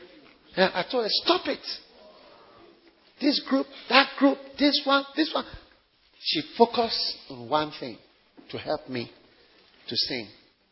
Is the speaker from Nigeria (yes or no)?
yes; Nigeria; let me tell you, I'm a different kind of Nigerian, eh? Different kind of Nigerian.